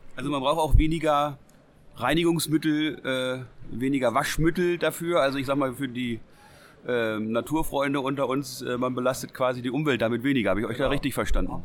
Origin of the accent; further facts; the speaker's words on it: Lower Saxony, Germany; wir ja aus Niedersachsen kommen